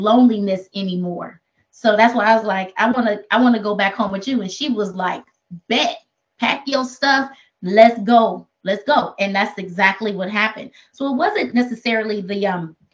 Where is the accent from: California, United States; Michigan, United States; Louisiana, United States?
California, United States; Oakland; I come from Oakland.